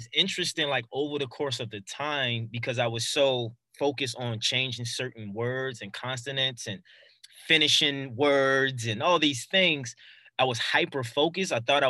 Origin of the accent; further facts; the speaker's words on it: Baltimore, Maryland, United States; accent: Baltimore; You know, I'm from Baltimore, so we have strong accents.